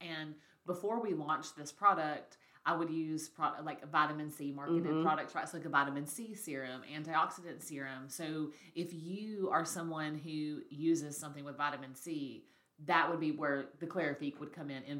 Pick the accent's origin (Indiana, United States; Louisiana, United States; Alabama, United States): Alabama, United States; we're from Alabama, like the South, right?